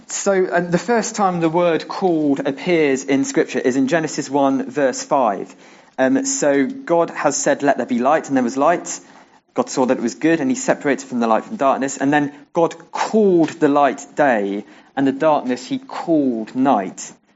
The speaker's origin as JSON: {"language": "English", "area": "near Aylesbury, Buckinghamshire", "region": "South East England", "country": "United Kingdom", "tie": "born or raised there", "also_born_or_lived": "Bristol", "said": "Then, as a family, we moved to near Aylesbury because my dad got a new job"}